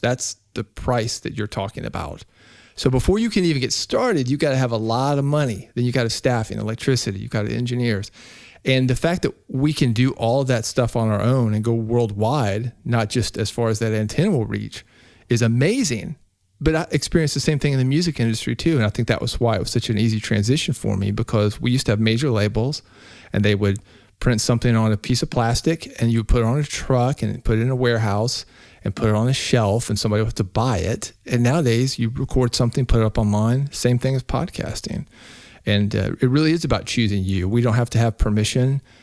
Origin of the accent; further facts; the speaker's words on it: Nashville, Tennessee, United States; I grew up in Nashville, Tennessee, Music City, U S